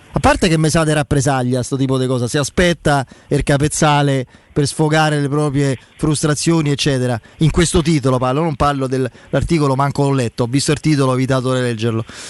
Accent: Rome, Lazio, Italy; da romano

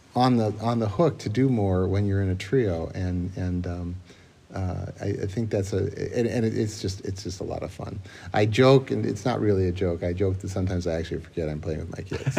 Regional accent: Moline, Illinois, United States; moved away as an adult; also born or lived in Boston; now in Winona, United States; I grew up in Moline

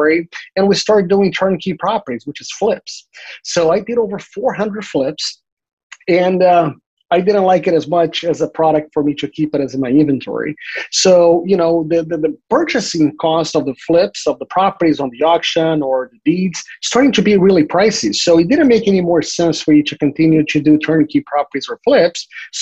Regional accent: Brazil; now in Florida, United States; I'm from Brazil originally, and in 1991, my father was a bank executive during a bank robbery. My family moved to the U.S. in 1993

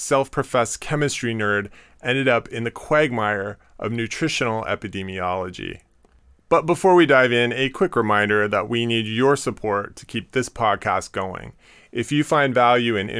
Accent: Seattle, Washington, United States; now in New York, United States; I'm from Seattle

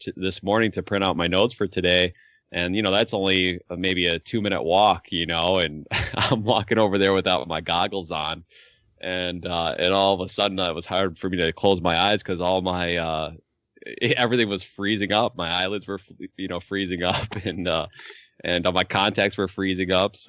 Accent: New York, United States; now in Point Hope, United States; I grew up in New York

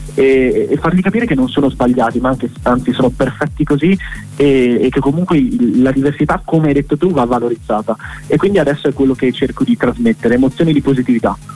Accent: Sauris, Friuli-Venezia Giulia, Italy; moved away as an adult; now in Milan, Italy; il mio cuore è ancora a Sauris. Sono lì naturalmente casa, ho vissuto lì fino, fino, a qualche mese fa

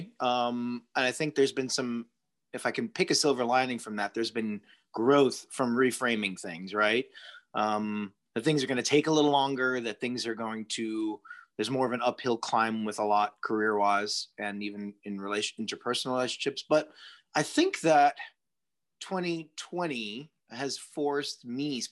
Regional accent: Long Island, New York, United States; I grew up in New York adjacent, you know, 40 minutes from New York City in the suburbs of Long Island

